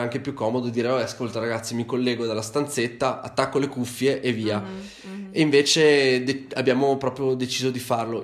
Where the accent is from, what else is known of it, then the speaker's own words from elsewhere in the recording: Vicenza, Veneto, Italy; siamo di Vicenza, abitiamo tutti più o meno nella stessa, nella stessa città